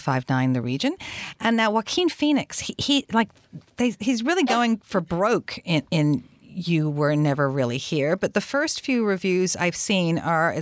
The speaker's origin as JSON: {"language": "English", "country": "Australia", "tie": "born or raised there", "moved": "yes", "lives_now": "Canada", "said": "I grew up in Australia"}